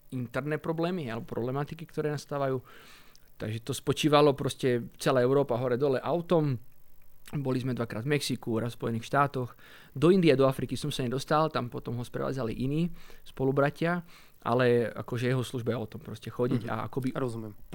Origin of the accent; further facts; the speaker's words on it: Italy; born there; Asi to súvisí s tým, alebo určite to súvisí s tým, že sme sa narodili v Taliansku.